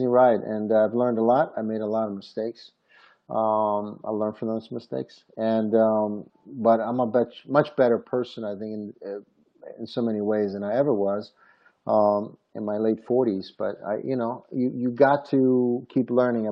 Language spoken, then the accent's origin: English; Rome, Lazio, Italy; I was born in Rome, Italy.